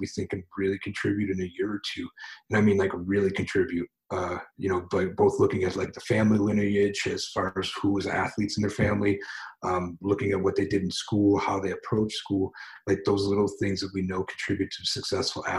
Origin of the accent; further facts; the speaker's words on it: United States; I'm just an American